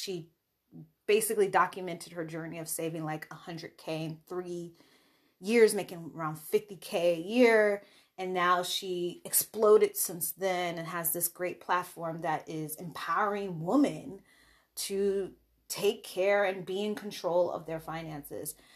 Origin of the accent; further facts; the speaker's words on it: Chicago, Illinois, United States; I also was living in Chicago, that was my home state, so I had sta-, in-state tuition